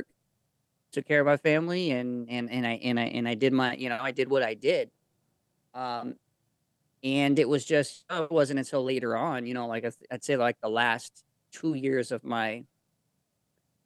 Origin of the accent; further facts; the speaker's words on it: Arizona, United States; also born or lived in Mexico; I'm from Arizona